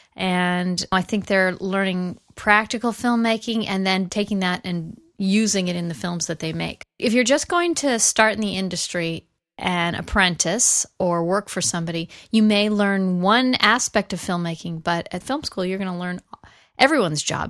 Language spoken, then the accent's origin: English; Los Angeles, California, United States; I grew up in the San Fernando Valley. I'm a Valley girl.